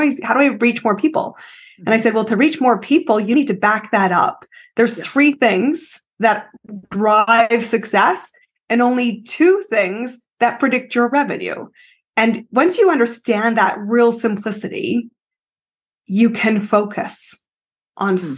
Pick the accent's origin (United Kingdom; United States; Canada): Canada; I am Canadian, but my story is uh, I've lived in five countries, 30 cities, some more than once.